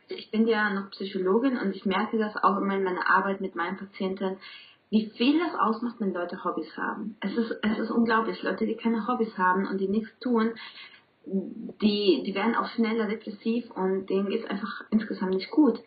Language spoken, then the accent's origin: German; Colombia; German is a second language; now in Bielefeld, Germany; ich komme ursprünglich aus Kolumbien und deswegen auch mein Akzent